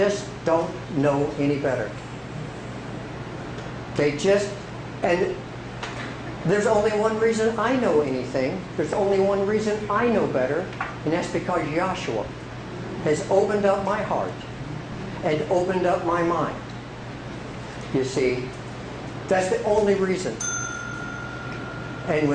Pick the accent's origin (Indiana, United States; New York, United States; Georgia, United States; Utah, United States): Indiana, United States; Salem; also born or lived in West Virginia; I was born in West Virginia, but I really basically grew up in southern Indiana. In southern Indiana, I grew up in a place called Salem, Indiana